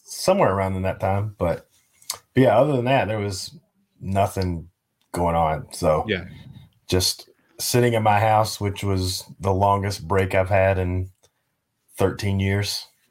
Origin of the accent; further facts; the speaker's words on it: Virginia, United States; moved away as an adult; also born or lived in Tennessee; now in San Antonio, United States; I was born in Tennessee, but it, my town's right on the Virginia Tennessee line